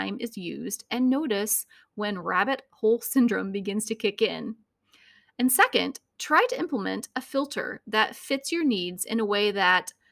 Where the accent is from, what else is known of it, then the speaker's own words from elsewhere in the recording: Northeast Indiana, United States; also born or lived in Northeast Ohio; The day after graduation, I moved from Northeast Indiana, 3 hours away, for the summer.